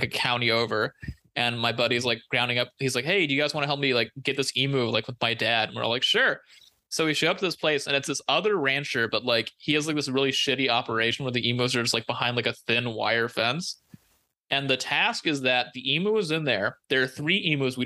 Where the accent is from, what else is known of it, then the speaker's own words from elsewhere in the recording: Central Valley, California, United States; growing up in the Central Valley